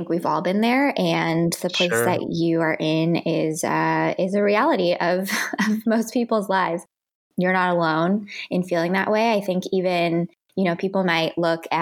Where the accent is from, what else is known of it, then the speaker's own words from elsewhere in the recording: Midwest, United States; moved away as an adult; now in Los Angeles, United States; Being Asian American and growing up in the Midwest